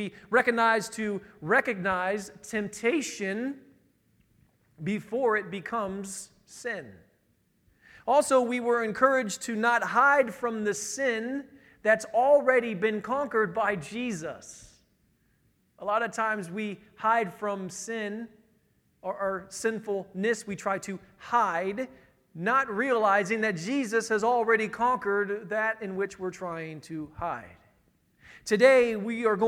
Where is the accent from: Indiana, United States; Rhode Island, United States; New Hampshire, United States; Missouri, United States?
Indiana, United States; Northern; I'm from Northern Indiana